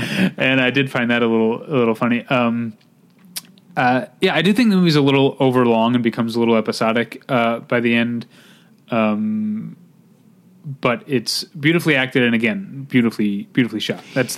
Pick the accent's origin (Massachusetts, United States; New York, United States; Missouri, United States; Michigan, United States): Missouri, United States; St. Louis; born or raised there; now in California, United States